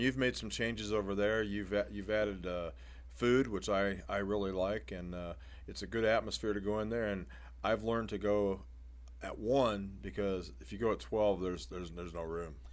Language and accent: English; Fort Wayne, Indiana, United States; growing up in Fort Wayne, they used to have things called uh, Midnight Madness